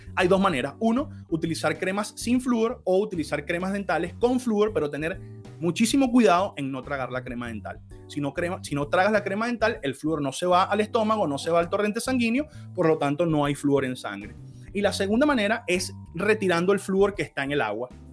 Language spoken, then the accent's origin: Spanish; Venezuela; en Venezuela, el país donde yo nací